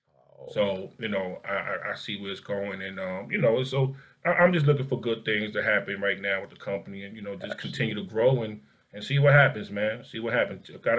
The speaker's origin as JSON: {"language": "English", "country": "United States", "said": "not to mention we come from Newark in the Bronx."}